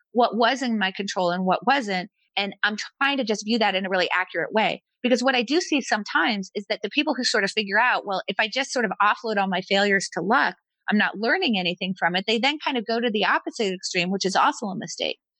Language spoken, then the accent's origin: English; United States; I was born in America